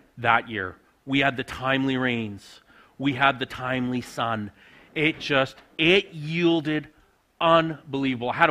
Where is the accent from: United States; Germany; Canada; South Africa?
Canada; Saskatchewan; moved away as an adult; also born or lived in Alberta; now in Riondel, Canada; I grew up on a grain farm in Saskatchewan